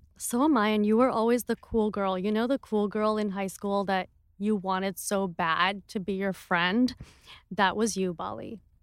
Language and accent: English; India; I'm an Indian entrepreneur and T V personality